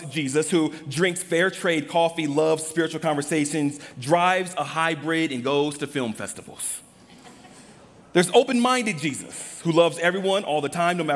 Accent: Los Angeles, California, United States; Growing up in Los Angeles, the Fight the Power movement

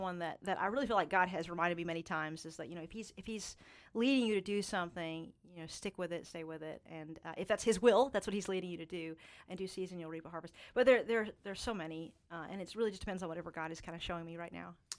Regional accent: Eastern Kentucky, United States; my home region of Eastern Kentucky

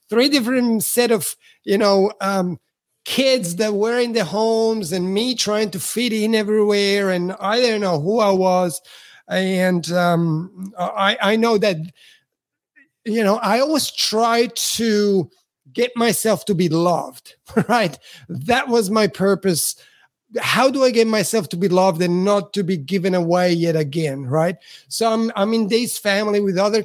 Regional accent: Switzerland; English is a second language; also born or lived in Italy; now in Australia; I'm Italian, but I grew up in Switzerland because my parents migrated after the war to Switzerland

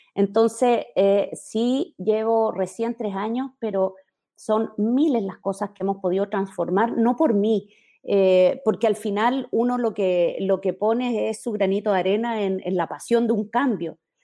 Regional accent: Chile; moved away as an adult; now in Mexico; Soy chilena, vivo hace mm, ocho años, un poquito más, en México, lugar al que me moví por mi carrera profesional

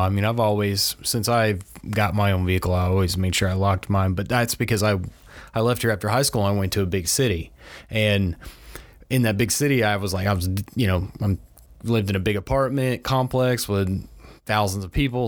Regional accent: Crestview, United States; this is my hometown

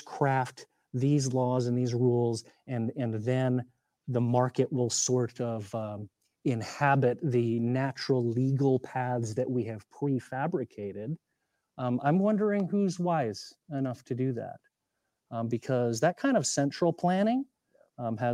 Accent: Montana, United States; I'm from Montana

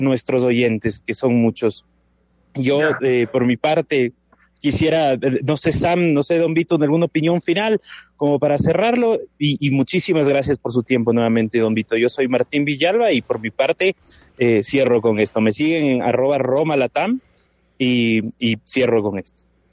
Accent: Ecuador; now in Mexico; soy ecuatoriano, pero me encuentro en, México hoy por hoy.

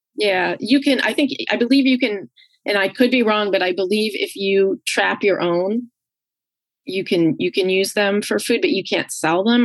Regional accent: New York, United States; also born or lived in Geneva, New York; I grew up right outside New York City, about an hour north of the city.

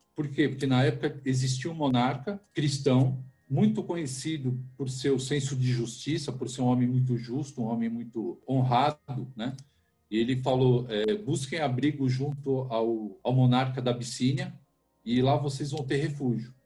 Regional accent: Brazil; sou brasileiro, filho de libanês, meu pai é do Líbano, veio para cá, para o Brasil

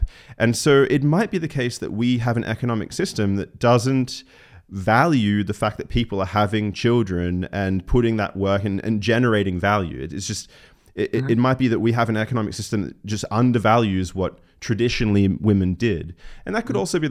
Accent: Australia; now in Germany; I'm Australian

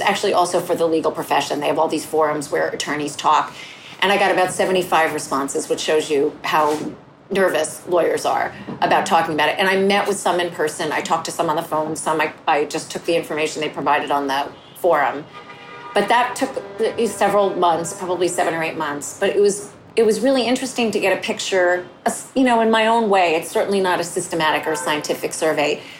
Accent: northern New Jersey, United States; also born or lived in The Bronx, New York; My family was Jewish and we lived in northern New Jersey

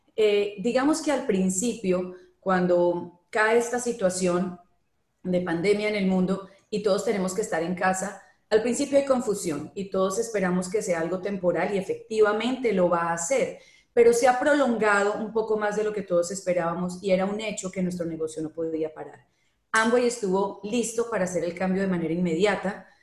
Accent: Colombia; now in Panama; en Colombia, por ejemplo, que es de donde yo soy

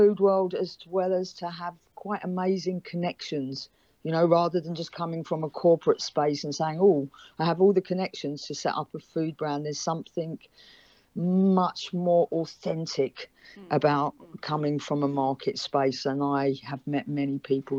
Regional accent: London, United Kingdom; now in Africa; a background of being a Londoner

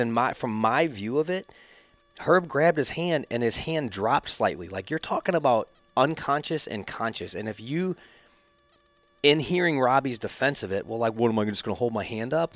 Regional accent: Chesterfield, Missouri, United States; I grew up in Chesterfield, like, just down the hill from, from all the rich kids

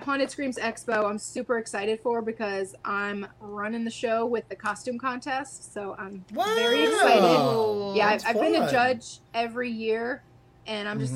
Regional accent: Connecticut, United States; now in Virginia, United States; that's my home state.

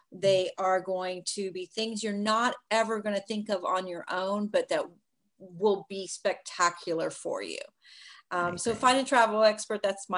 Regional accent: New York, United States; I'm a New Yorker.

